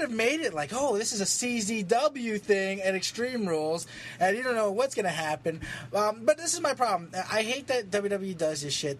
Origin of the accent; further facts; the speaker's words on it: Philippines; I'm Filipino